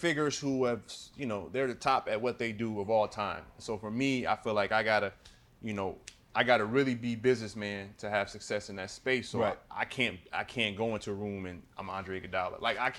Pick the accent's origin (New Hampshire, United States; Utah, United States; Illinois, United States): Illinois, United States; I'm from Illinois